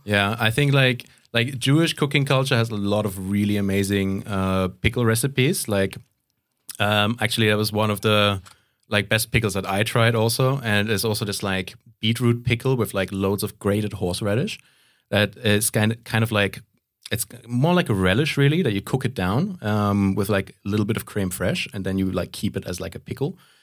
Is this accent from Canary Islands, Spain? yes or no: yes; Canary Islands, Spain; moved away; also born or lived in Central Europe; I grew up in Spain, so it's, um, and especially, like, where I grew up in the Canary Islands